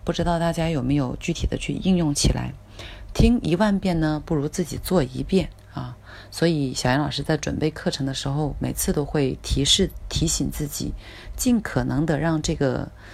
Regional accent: China; 我们中国人呢，呃，也有一句非常经典的话，就是“家财万贯不如知识傍身”

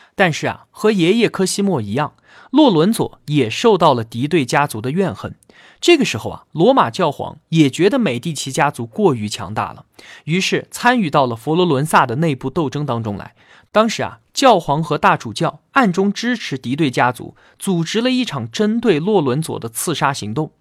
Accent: China; 我们中国人

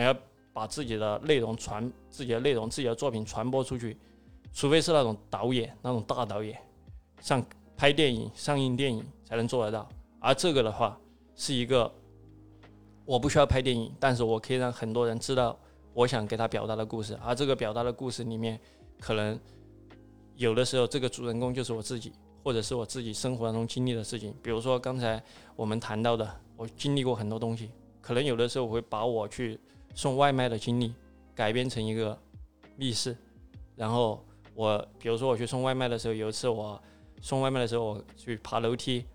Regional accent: Chongqing, China; accent: southwestern; moved away as an adult; also born or lived in Beijing; now in Shenzhen, China; 本身我在重庆嘛，重庆是一个慢节奏的生嗯。活的一个地方

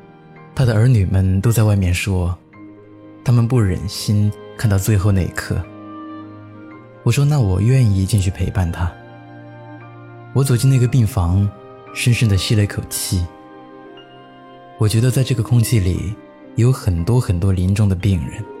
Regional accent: China; 我说，可是我们是中国人，要不为自己祖国做点什么，那才是丢脸呢。

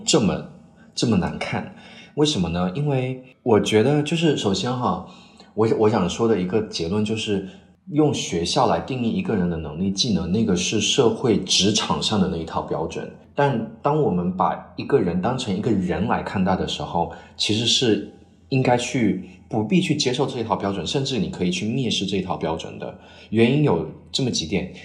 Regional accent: China; moved away as an adult; now in Cambridge, United Kingdom; 只有我一个中国人

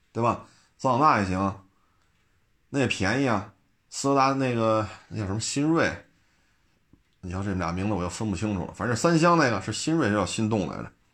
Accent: Beijing, China; 因为我们都是老北京

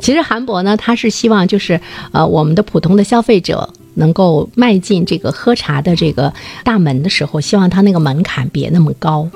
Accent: northern China, China; 我们北方人有明显的就是饮茶的口味的趋势

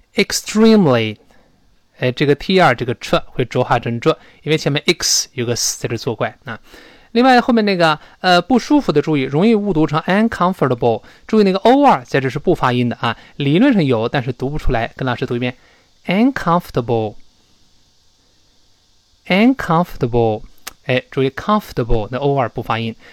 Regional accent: China; 我们中国人

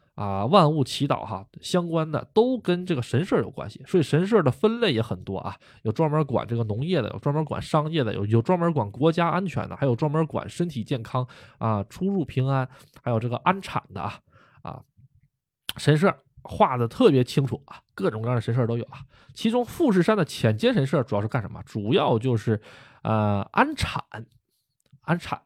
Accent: China; now in Japan; 我也是中国人

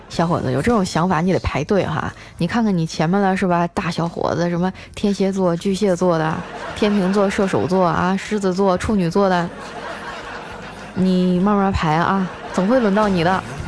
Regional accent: northern China, China; moved away as an adult; 我是北方人，就我们冬天并不是天天洗澡了

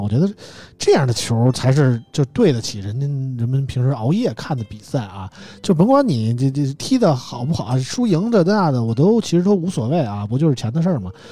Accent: Beijing, China; 大家知道我是北京人，喜欢国安

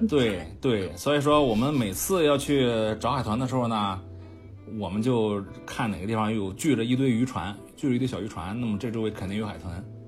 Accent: Qingdao, Shandong, China; 我是青岛人嘛，呃，嗯。从小是几乎是是还行长大的

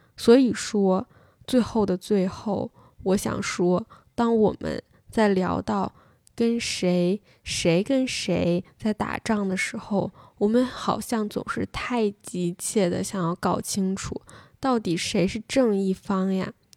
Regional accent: China; 我作为一个中国人

